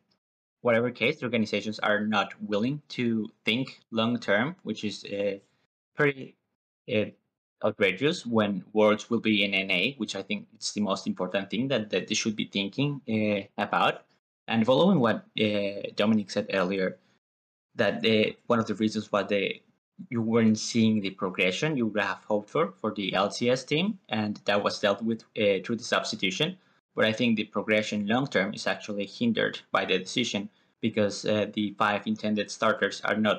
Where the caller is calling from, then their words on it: Winnipeg, Manitoba, Canada; Winnipeg, Manitoba.